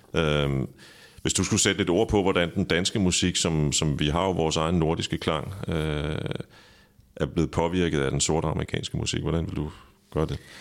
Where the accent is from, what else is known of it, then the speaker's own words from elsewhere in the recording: Præstø, Zealand, Denmark; Præstø, øh, okay. hvor jeg kommer fra